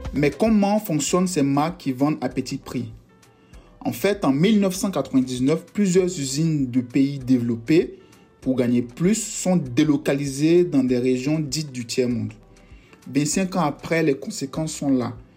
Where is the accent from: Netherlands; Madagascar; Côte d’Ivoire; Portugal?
Côte d’Ivoire; Yamoussoukro; now in France; Je suis né en Côte d'Ivoire, précisément à Yamsoukro, et j'habite actuellement en France